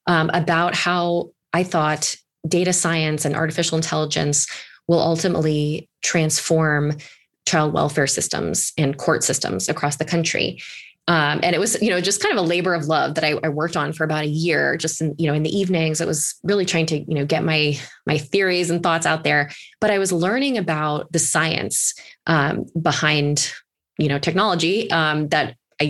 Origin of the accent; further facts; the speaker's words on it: East Coast, United States; moved away as an adult; also born or lived in Alaska; I'm originally from the East Coast